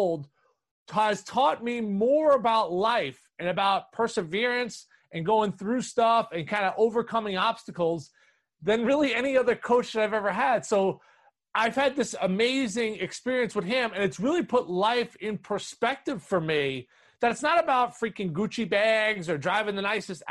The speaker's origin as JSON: {"language": "English", "town": "New York City", "region": "New York", "country": "United States", "tie": "born or raised there", "said": "growing up in New York City, playing in Harlem"}